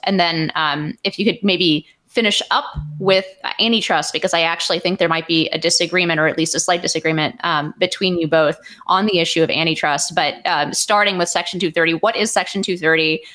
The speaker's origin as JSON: {"language": "English", "town": "Palo Alto", "region": "California", "country": "United States", "tie": "born or raised there", "said": "growing up in Palo Alto"}